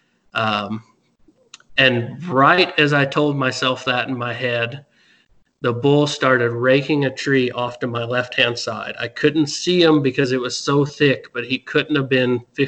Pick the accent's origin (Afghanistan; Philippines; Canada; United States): United States; Midwest; growing up in the Midwest, hunting out of a tree stand